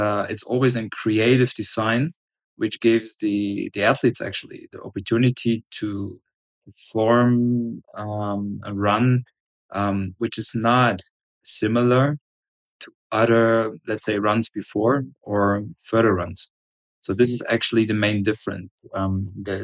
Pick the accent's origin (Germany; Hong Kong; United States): Germany; I'm from Germany